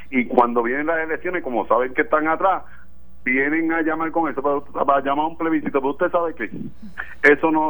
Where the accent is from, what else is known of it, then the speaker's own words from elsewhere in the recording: Puerto Rico; Somos puertorriqueños y tenemos que prepararnos.